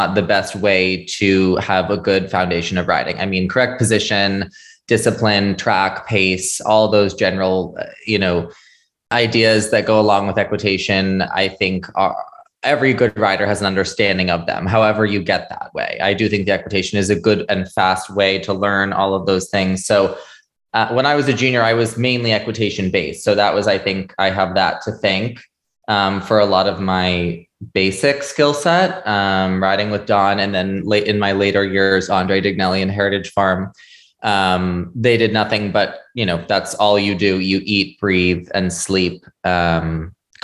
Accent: Shelburne, Vermont, United States; I was born and raised in Shelburne, Vermont

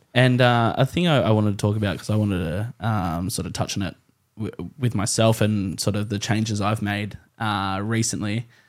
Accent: the Hawkesbury, New South Wales, Australia; I'm from the Hawkesbury, but, uh, you know, I went to uni in Penrith

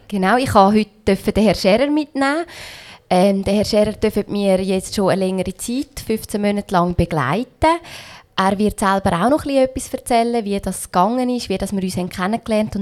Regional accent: Switzerland; ich bin in der Schweiz aufgewachsen

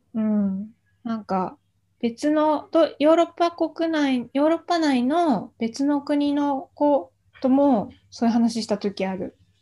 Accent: Japan; born or raised there; moved away

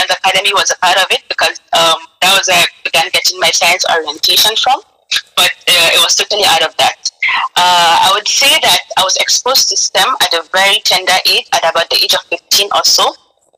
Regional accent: Katsina, Nigeria; I'm from Katsina State, Nigeria

